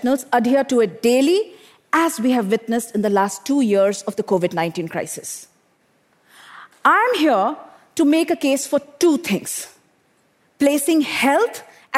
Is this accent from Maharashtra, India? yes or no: no; Bokaro Steel City, Jharkhand, India; I grew up in Bokaro Steel City in eastern India, an industrial township